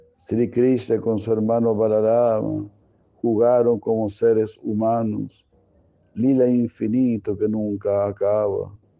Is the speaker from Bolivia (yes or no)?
no; Mexico; nuestro México querido